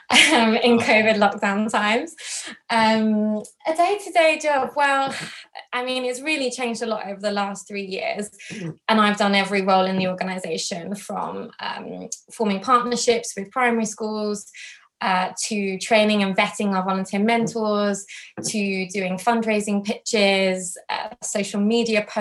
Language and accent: English; London, United Kingdom; also born or lived in Tottenham, London; I'm from London. I'm born and bred London, Hounslow originally, but now I live